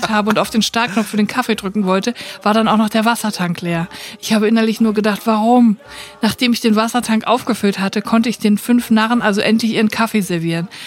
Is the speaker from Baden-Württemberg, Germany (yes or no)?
yes; Baden-Württemberg, Germany; moved away as an adult; von meinem Heimatort ein kleines Dorf auf der Schwäbischen Alb in eine 50 Kilometer entfernte Kleinstadt gezogen bin.